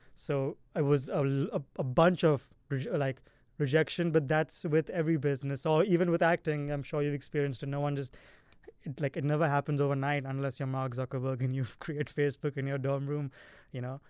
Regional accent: India; now in California, United States; I'm from India

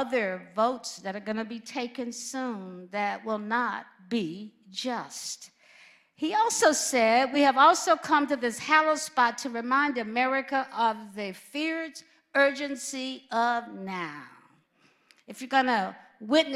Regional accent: Alabama, United States; moved away; also born or lived in California / Midwest; growing up in Alabama was very painful

